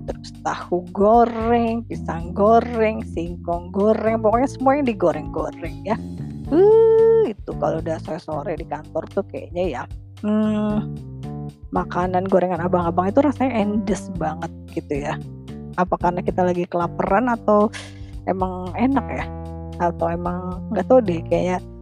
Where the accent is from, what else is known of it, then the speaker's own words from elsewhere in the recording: Bandung, West Java, Indonesia; Kalau saya kan orang Bandung ya. Jadi si bawan ini mah kalau di Jawa Barat itu disebutnya bala-bala gitu ya.